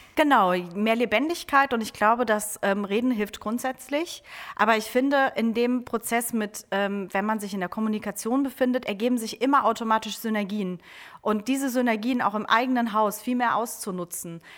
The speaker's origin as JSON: {"language": "German", "town": "Trier", "region": "Rhineland-Palatinate", "country": "Germany", "moved": "as an adult", "lives_now": "Oldenburg, Germany", "said": "ich komme eigentlich ursprünglich aus Trier"}